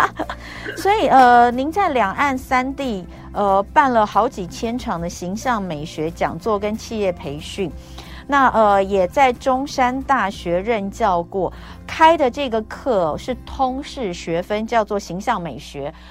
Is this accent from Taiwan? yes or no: yes; Taiwan; 我们台湾人